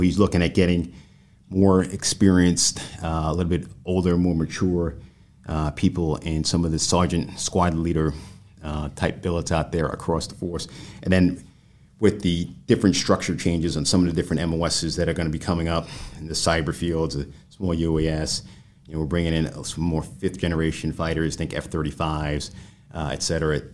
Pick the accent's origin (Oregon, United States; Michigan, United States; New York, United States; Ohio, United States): New York, United States; moved away as an adult; in New York, my home state.